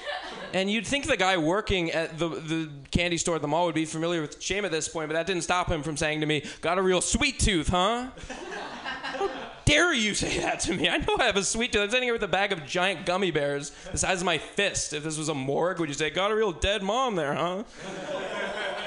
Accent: Bay Area, California, United States; moved away; I'm originally from the Bay Area

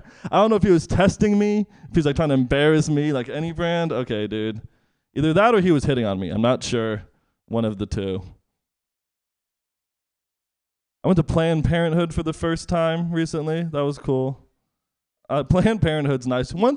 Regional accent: East Bay, California, United States; now in Bayview, San Francisco, United States; I grew up in the East Bay

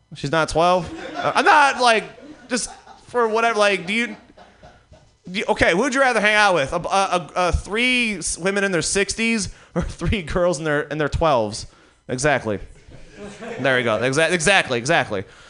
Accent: Detroit, Michigan, United States; now in New York, United States; I live in New York now. Uh, I, am not from there. I'm from Detroit

